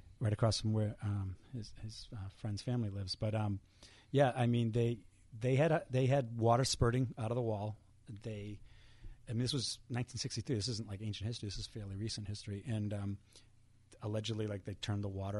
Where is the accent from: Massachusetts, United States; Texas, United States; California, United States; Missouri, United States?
Massachusetts, United States; Marshfield; I grew up in Marshfield